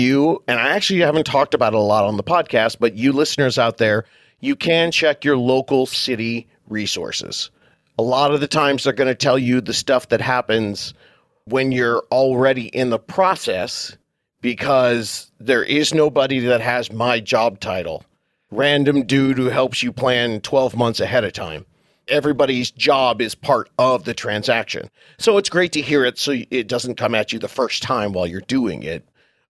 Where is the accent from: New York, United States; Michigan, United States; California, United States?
California, United States; Southern; I'm from Southern California